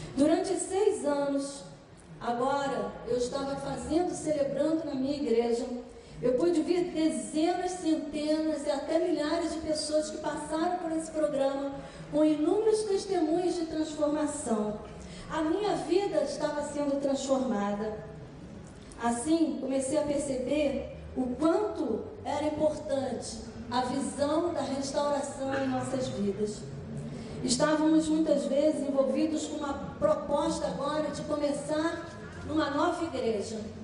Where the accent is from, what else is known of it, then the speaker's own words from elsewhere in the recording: Petrópolis, Rio de Janeiro, Brazil; Eu nasci num lar muito pobre, em Petrópolis